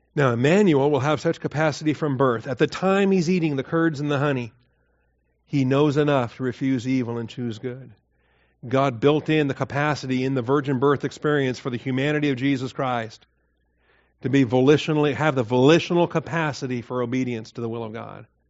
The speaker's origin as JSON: {"language": "English", "region": "Washington", "country": "United States", "tie": "born or raised there", "said": "I grew up in Washington State."}